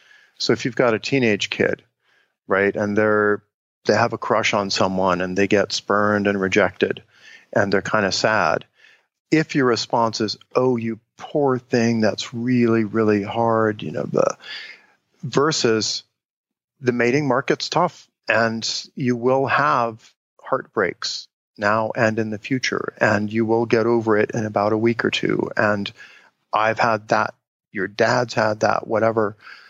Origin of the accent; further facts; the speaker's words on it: Cincinnati, Ohio, United States; the way I grew up in Cincinnati, Ohio was we would go out on a Saturday morning and play in the neighborhood